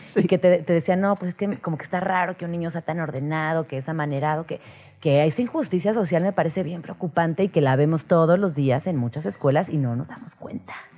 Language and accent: Spanish; Comitán, Chiapas, Mexico; Comitán, Chiapas, de donde yo soy